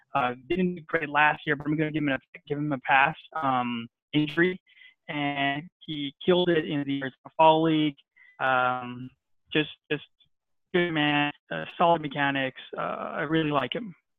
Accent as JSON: {"language": "English", "town": "Barranquilla", "region": "Atlántico", "country": "Colombia", "said": "I'm from Barranquilla, Colombia."}